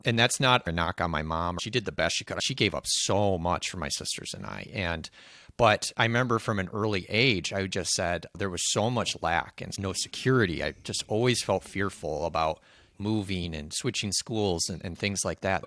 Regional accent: Michigan, United States; I grew up here in Michigan. I've lived here for thirty-one years now

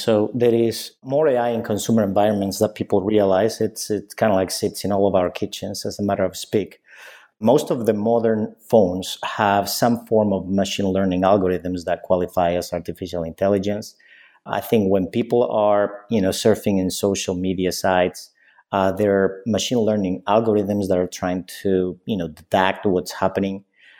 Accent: Spain; when I was growing up, I grew up in Spain.

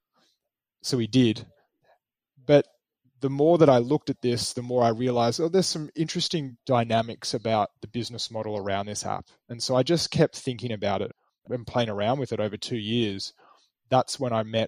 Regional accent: Melbourne, Victoria, Australia; When I moved back to my hometown in Melbourne after graduating from college

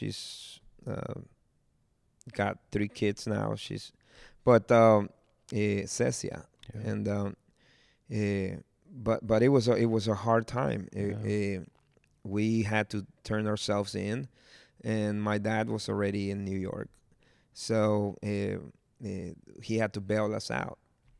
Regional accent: Jalisco, Mexico; And they're like, so where are you from? And I'm from Cojula, Jalisco. So it's like, what? It's like, yeah, I'm from Cojula, Jalisco.

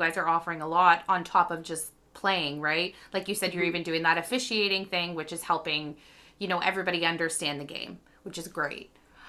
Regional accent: Beachburg, Ontario, Canada; I grew up in Beechburg, and I'm a 90s baby.

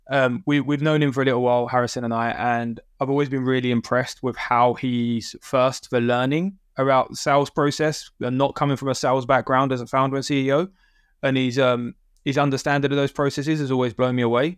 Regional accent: United Kingdom; being a British person

